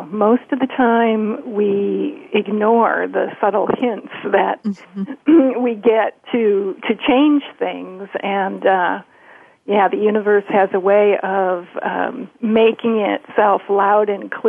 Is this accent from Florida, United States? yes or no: no; Detroit, Michigan, United States; Uh, I came from Detroit, so my clients were usually in the auto industry